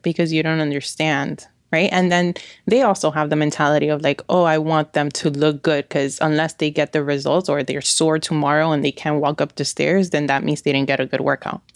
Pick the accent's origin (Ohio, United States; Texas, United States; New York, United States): New York, United States; now in Miami, United States; I'm originally from New York.